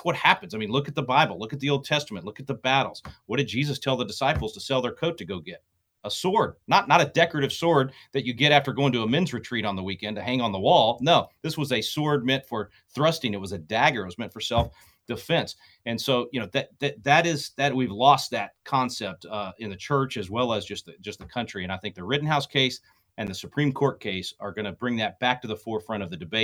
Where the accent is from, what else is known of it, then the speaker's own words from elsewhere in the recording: Wylie, Texas, United States; I'm from Wiley, yes. Right next door to you. It's where I grew up